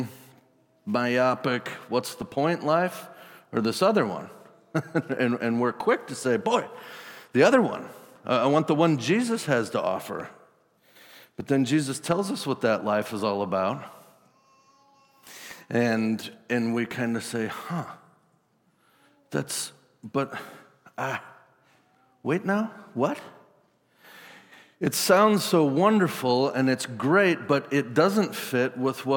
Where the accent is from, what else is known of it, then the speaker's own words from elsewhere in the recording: Wisconsin, United States; I'm from Wisconsin